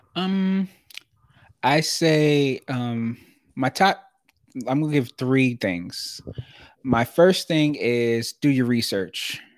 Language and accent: English; New York City, New York, United States; I grew up in Brooklyn, New York.